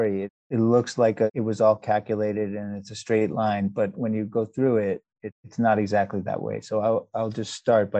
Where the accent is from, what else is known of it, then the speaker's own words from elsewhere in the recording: New York area, United States; moved away as an adult; also born or lived in South Africa / Canada; now in Boston, United States; I spent most of my childhood growing up in the New York area and stayed in the Northeast, and I'm now in the Boston area